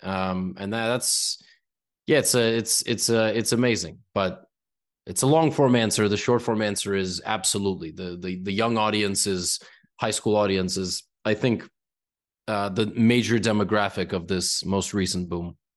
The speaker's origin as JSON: {"language": "English", "country": "United States", "also_born_or_lived": "New York", "said": "being an American"}